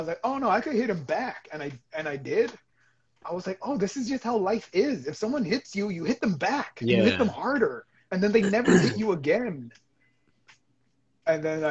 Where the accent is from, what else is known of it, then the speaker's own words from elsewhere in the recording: El Monte, California, United States; I grew up in Almonte.